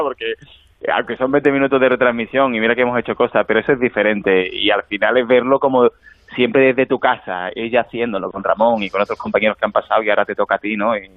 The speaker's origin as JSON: {"language": "Spanish", "town": "Alcalá", "country": "Spain", "tie": "born or raised there", "said": "yo en mi pueblo, en, Alcalá"}